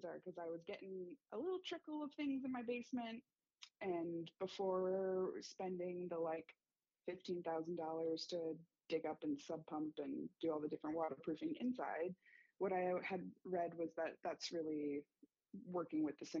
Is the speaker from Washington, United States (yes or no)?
no; California, United States; moved away as an adult; now in Berkley, Michigan, United States; I moved to Michigan in the fall of 2020. I am originally from California